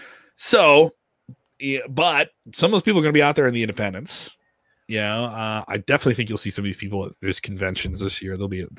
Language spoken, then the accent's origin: English; Chicago, Illinois, United States; as being a Chicagoan.